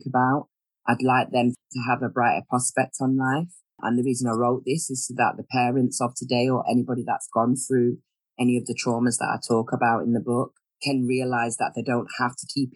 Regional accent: Manchester, North West England, United Kingdom; I'm originally from Manchester, and that is actually where I'm residing at the moment

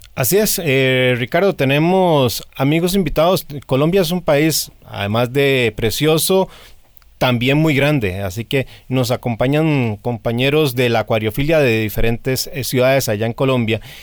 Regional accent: Costa Rica; me incluyo como costarricense

